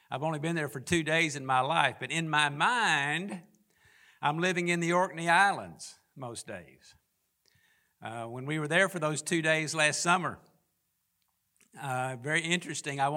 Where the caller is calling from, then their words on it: Loxley, Alabama, United States; I'm speaking from Loxley, Alabama, and it is a joy to be with you.